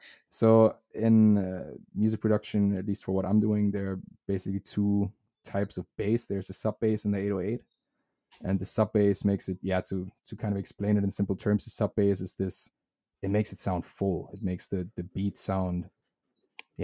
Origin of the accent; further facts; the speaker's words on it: Germany; English is a second language; moved away; I speak German with my roommate. He's German as well